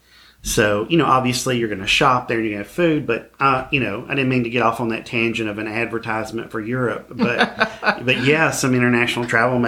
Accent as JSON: {"language": "English", "region": "Alabama", "country": "United States", "tie": "born or raised there", "said": "I think it's quite a blessing to be a Southerner. Mm-hmm. And I've lived in Alabama my entire life. I have no intentions, you know, of living anywhere else"}